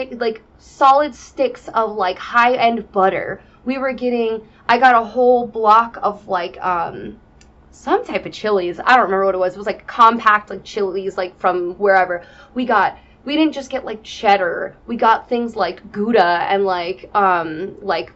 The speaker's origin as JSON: {"language": "English", "region": "Wisconsin", "country": "United States", "moved": "yes", "said": "I'm from Wisconsin"}